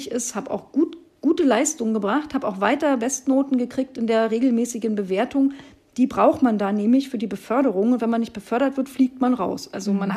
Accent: East Germany, Germany; Und als Ossi-Frau guckst du da schon wie ein Auto, weil natürlich kann ich beides haben.

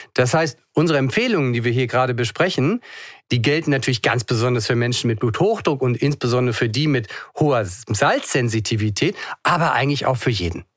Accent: Hamburg, Germany; ich auch, ne? als Hamburger

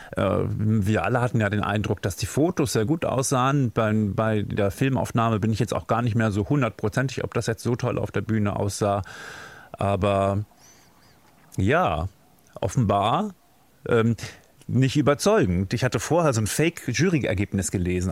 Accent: Germany; wir da als Deutsche

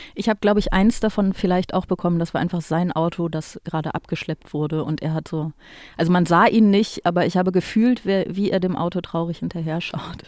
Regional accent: Aachen, North Rhine-Westphalia, Germany; Ich komme ja aus Aachen

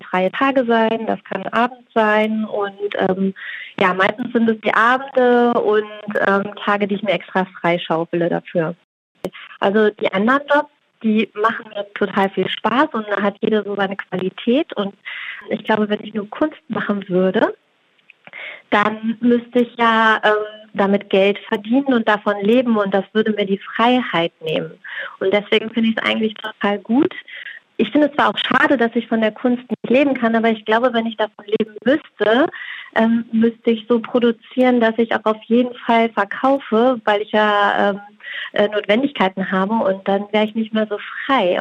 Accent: Barsinghausen, Lower Saxony, Germany; Ich komme hier aus der Nähe von Hannover, aus Basinghausen

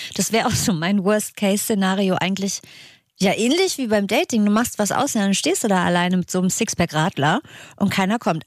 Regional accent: Northern Germany, Germany; Für mich als Norddeutscher

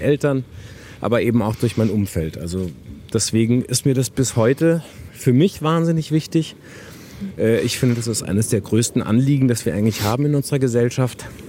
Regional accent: Wuppertal, North Rhine-Westphalia, Germany; also born or lived in Harburg, Hamburg; now in Hamburg, Germany; ich bin auch in Wuppertal groß geworden

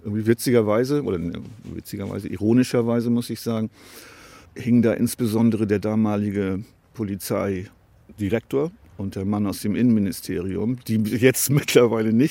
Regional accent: Bremen, Germany; Und als Bremer gibt es natürlich nur eine Mannschaft, die habe ich mir nicht ausgesucht.

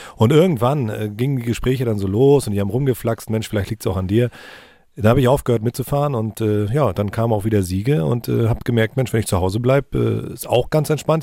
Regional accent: Rostock, Mecklenburg-Vorpommern, Germany; bin schon als kleiner Junge im Ostseestadion gewesen mit meiner Familie

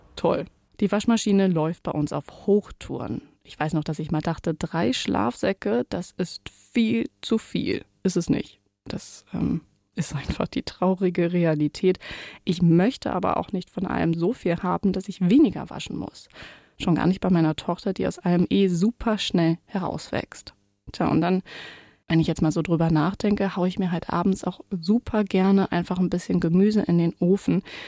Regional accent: East Frisia, Lower Saxony, Germany; now in Hamburg, Germany; ich bin gebürtig Ostfriesin

